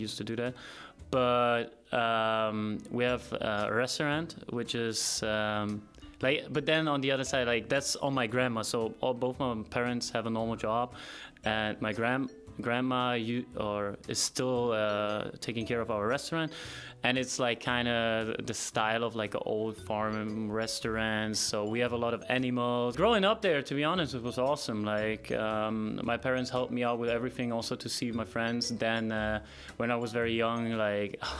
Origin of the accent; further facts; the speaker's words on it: Germany; moved away as an adult; now in United States; I'm from Germany. Came here last year